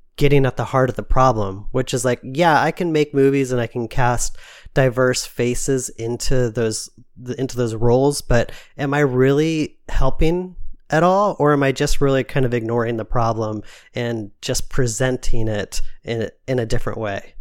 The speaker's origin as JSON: {"language": "English", "country": "United States", "said": "my mom's side of the family came from Switzerland. So, like, I have, like, this, like, deep Swiss roots. Even though I'm American"}